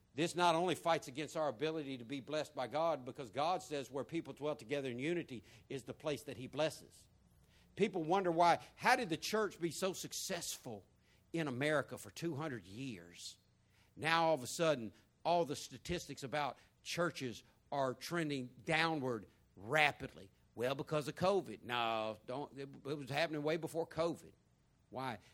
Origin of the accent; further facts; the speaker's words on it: the American South, United States; I'm Southern top to bottom. I'm American top to bottom.